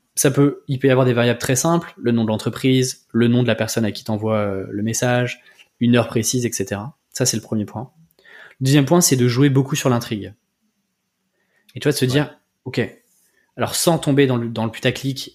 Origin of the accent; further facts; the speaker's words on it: Breton, Brittany, France; je suis breton.